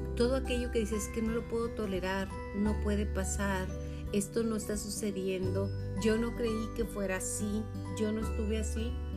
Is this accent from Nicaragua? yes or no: no; Chihuahua, Mexico; also born or lived in Julimes; yo en especial soy hija de Chihuahua, Chihuahua del desierto